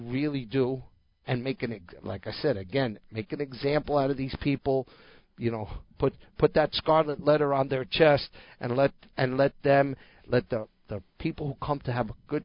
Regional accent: New Jersey, United States; I grew up hearing that in New Jersey

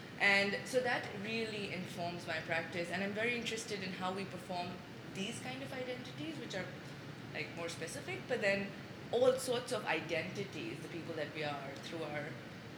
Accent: Pakistan; moved away as an adult; also born or lived in Ethiopia / United States; now in Sudan; when I answer Pakistan

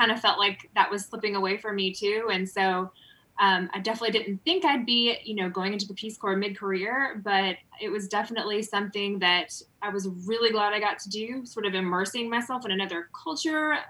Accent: Berea, Kentucky, United States; born or raised there

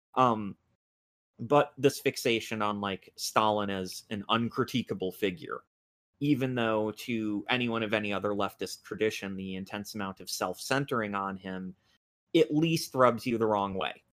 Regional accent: United States; I'm American

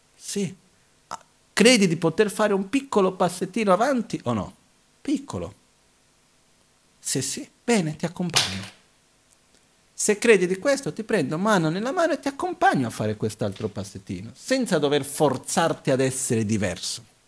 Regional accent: Brazil; io sono nato in Brasile

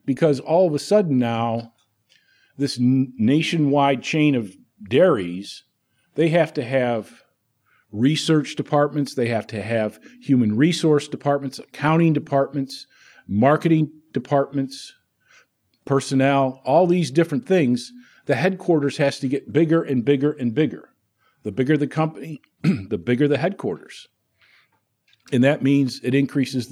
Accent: 000 about 30 miles west of Syracuse, New York, United States; born or raised there; moved away as an adult

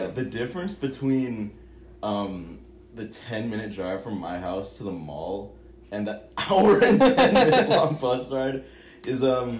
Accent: Hawaii, United States; moved away as an adult; now in Eugene, United States; I am from Hawaii, and Wilson is from Minnesota. And this is Wilson and I's first summer here.

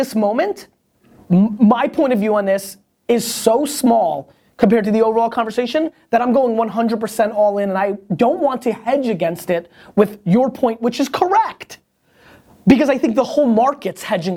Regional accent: United States; also born or lived in Soviet Union; I grew up in America.

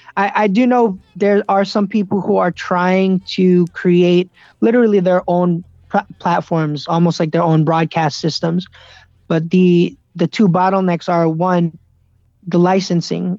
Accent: United States; born or raised there

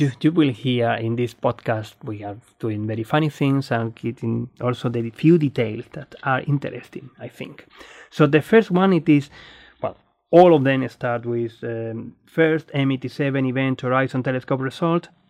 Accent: Spain; moved away as an adult; now in Australia; I'm Spanish, Australian astronomer

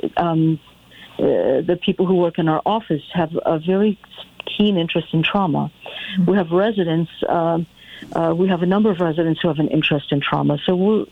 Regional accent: Connecticut, United States; I grew up in Connecticut, and I love this area

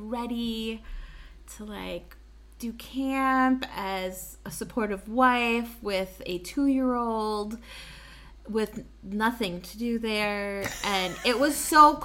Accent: Wisconsin, United States; we're from Wisconsin and we like grew up

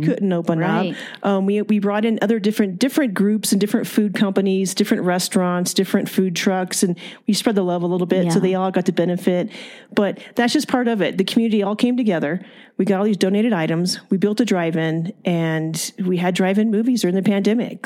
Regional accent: Fillmore, California, United States; moved away as an adult; now in Bishop, United States; I am originally from Ventura County. It's a small farming community, a little town called Fillmore.

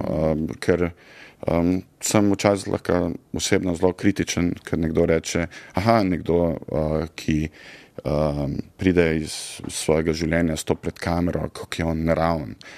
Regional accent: Zagorje ob Savi, Zasavska, Slovenia; also born or lived in Trbovlje; jaz sem odraščal v Zagorju, srednjo šolo hodil v Trboljah

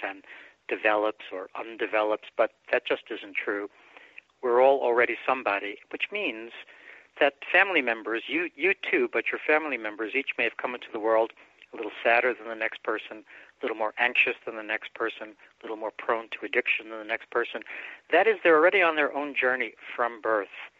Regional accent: New York City, New York, United States; also born or lived in Bronx, New York; my mom and I moved out to Brooklyn from the Bronx uh, when I was about five or so, and then I had a very quiet time thereafter with just my mom

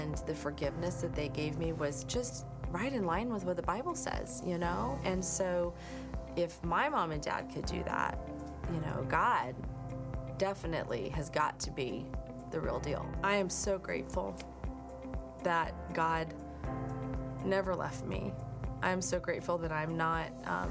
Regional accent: Lakewood, United States; our old pastors from growing up in Lakewood

